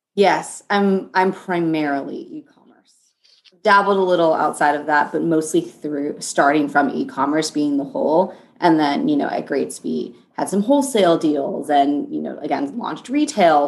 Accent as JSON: {"language": "English", "town": "Los Angeles", "region": "California", "country": "United States", "moved": "as an adult", "lives_now": "New York, United States", "said": "i'm currently in new york i'm in downtown manhattan um, but I'm from Los Angeles"}